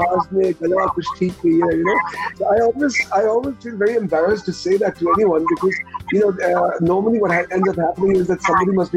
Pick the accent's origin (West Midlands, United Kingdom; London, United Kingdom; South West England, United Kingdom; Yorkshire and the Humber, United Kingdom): London, United Kingdom; born there; no, no, actually, I was born in London.